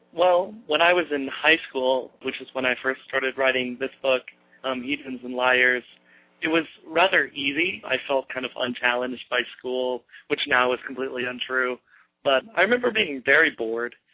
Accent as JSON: {"language": "English", "town": "Aiken", "region": "South Carolina", "country": "United States", "tie": "born or raised there", "said": "I grew up in Aiken, South Carolina, which has a population of about 30,000 people."}